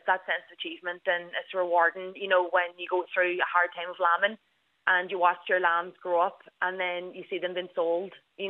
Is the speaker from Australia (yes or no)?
no; Ballybofey, Ulster, Ireland; I'm 25 years old and I'm from Ballybuffet, which is a small town in Donegal.